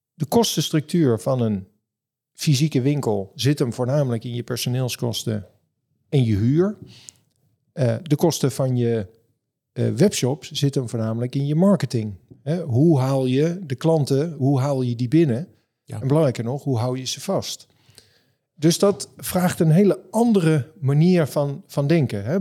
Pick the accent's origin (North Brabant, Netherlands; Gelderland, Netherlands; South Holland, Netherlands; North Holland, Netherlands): North Holland, Netherlands; Amstelveen; Ik kom zelf uit Amstelveen